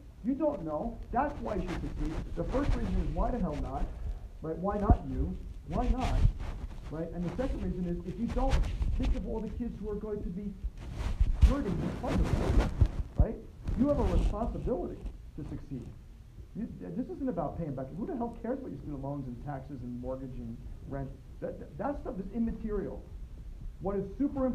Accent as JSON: {"language": "English", "region": "New York", "country": "United States", "accent": "New York", "said": "My New York accent"}